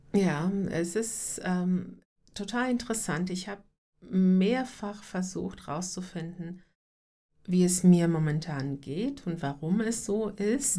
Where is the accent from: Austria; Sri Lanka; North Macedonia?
North Macedonia; moved away; ich bin gebürtig aus Nordmazedonien